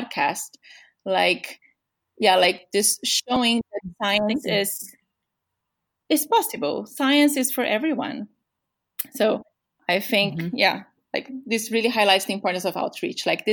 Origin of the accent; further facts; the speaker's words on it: São Paulo, Brazil; English is a second language; moved away as an adult; I'm from Brazil. And then my parents every summer, so we are from São Paulo.